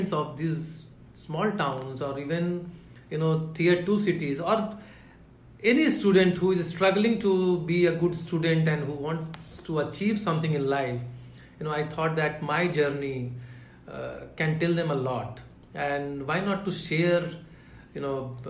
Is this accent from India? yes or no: yes; Katihar, Bihar, India; moved away; also born or lived in Delhi; So I grew up in Katihar